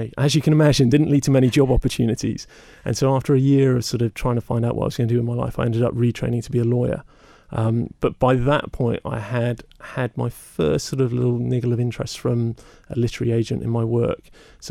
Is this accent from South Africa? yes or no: no; Somerset, South West England, United Kingdom; I grew up in Somerset